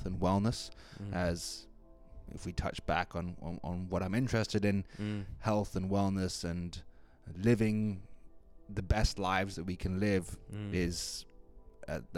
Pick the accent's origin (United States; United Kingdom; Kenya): Kenya; now in Vancouver Island, Canada; I'm originally from Kenya, and I found myself here on Vancouver Island somewhat by chance earlier on this year